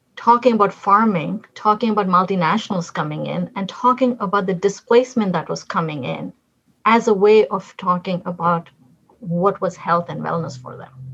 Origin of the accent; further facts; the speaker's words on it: Delhi, India; moved away as an adult; now in United States; I was born and raised in Delhi in urban parts